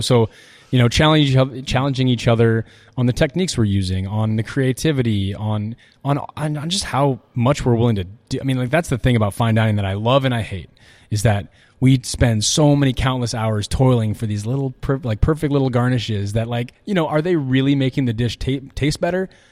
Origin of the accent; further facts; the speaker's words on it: Iowa City, Iowa, United States; moved away as an adult; I'm from Iowa City